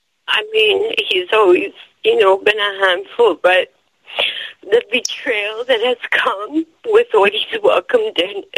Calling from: Toronto, Ontario, Canada; I'm calling from Toronto, Canada.

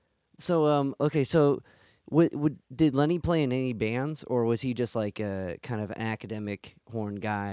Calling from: Cleveland, Ohio, United States; I'm calling from Cleveland.

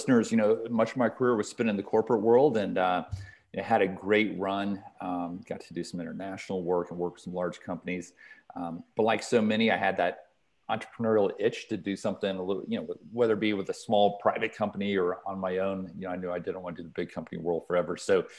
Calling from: Atlanta, Georgia, United States; Zooming in from Atlanta, Georgia. So, here in the heart of the city in Buckhead, and calling in from our home office.

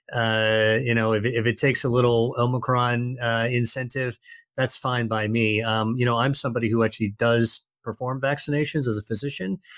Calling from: Massachusetts, United States; I'm calling from Massachusetts, just outside of Boston

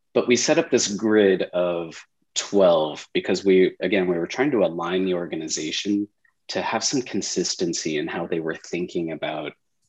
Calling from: San Diego, California, United States; I'm in San Diego, California this morning.

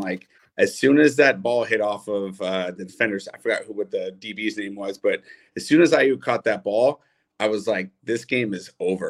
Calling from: Los Angeles, California, United States; Los Angeles.

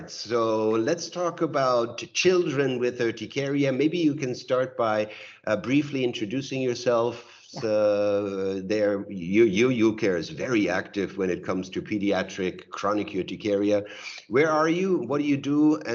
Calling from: Berlin, Germany; I'm joining you from Berlin.

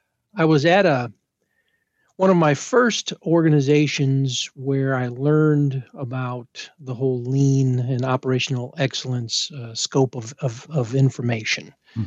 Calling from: Illinois, United States; I'm about an hour west of downtown Chicago, so in the wonderful state of Illinois.

